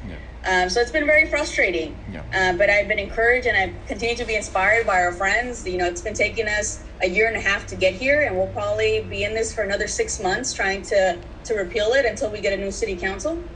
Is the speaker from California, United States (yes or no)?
yes; San Diego, California, United States; I was born and raised here in San Diego. Um, I grew up in Barrio Logan